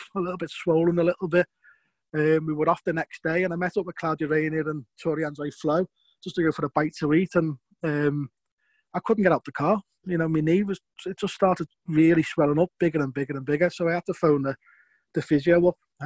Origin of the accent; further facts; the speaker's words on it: Liverpool, North West England, United Kingdom; accent: raw Scouse; my sort of raw Scouse accent at that time